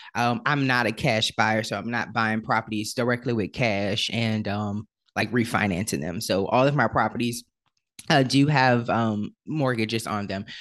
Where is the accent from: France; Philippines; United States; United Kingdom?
United States; New Orleans, Louisiana; I am originally from New Orleans, Louisiana, and unfortunately, in New Orleans, there is a huge issue with, um, with poverty. And so, I was born into the, uh, projects of New Orleans